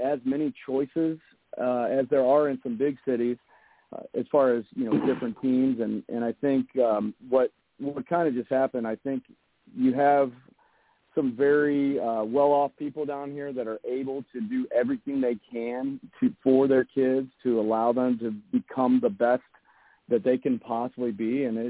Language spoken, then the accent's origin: English; St. Louis, Missouri, United States; I come from St. Louis, so I'm coming from a really big city. So when I moved here, I was kind of shocked